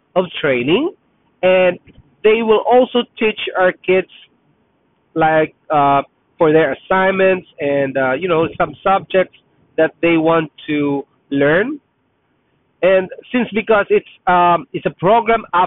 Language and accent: English; Philippines; first language Tagalog; English is a second language; now in Canada; I'm Filipino, Tagalog is my first language